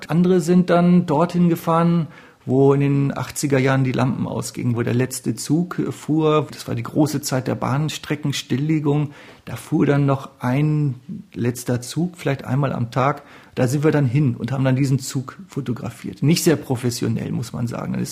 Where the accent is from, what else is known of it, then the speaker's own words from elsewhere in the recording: Northern Germany, Germany; hat den Rhein zum ersten Mal gesehen, als Norddeutscher, was ganz toll ist.